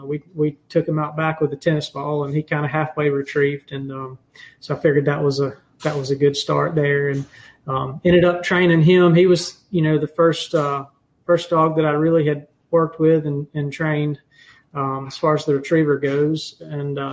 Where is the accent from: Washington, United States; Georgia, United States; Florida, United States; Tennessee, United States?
Georgia, United States; Leesburg; I am originally from Leesburg, Georgia. Graduated from Lee County High School down there